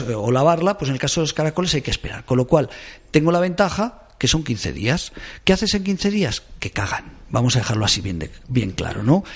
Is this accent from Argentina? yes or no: no; Caspe, Aragon, Spain; moved away; soy de pueblo, de Caspe